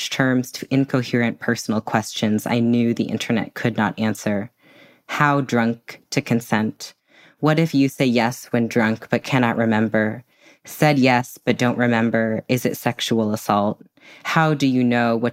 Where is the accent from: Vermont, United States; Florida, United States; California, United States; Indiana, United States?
California, United States; Bay Area; How we were both half Asian, how we grew up in the Bay Area